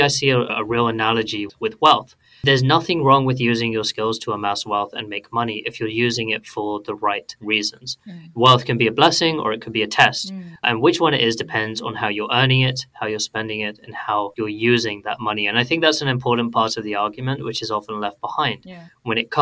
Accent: United Kingdom; a British Muslim growing up here in the UK

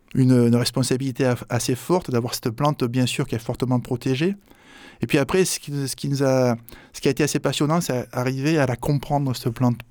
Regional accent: Marseille, Provence-Alpes-Côte d'Azur, France; je suis marseillais

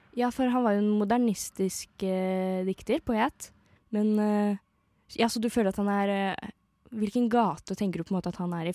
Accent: Eastern Norway, Norway; jeg er fra Østlandet

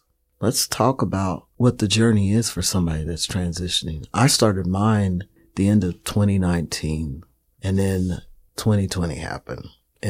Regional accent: Missouri, United States; now in Nevada City, United States; I'm originally from the Midwest, Missouri. I've been in California about 7 years now.

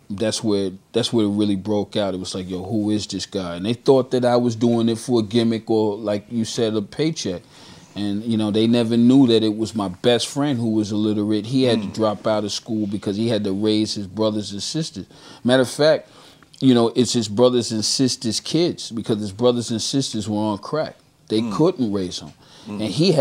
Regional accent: Bronx, New York, United States; born there; also born or lived in Brooklyn; So I tell people officially I was born in the Bronx, but I was made in Brooklyn.

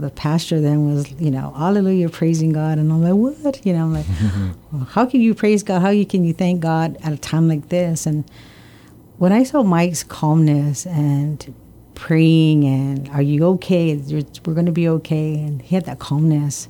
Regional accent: Guam; also born or lived in Oregon / Hawaii; I was born and raised here in Guam in 1966

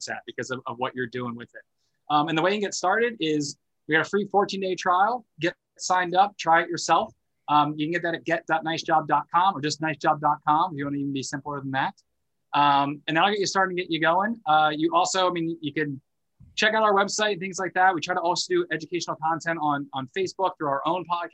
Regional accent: United States; I'm American, but I haven't moved to Canada since

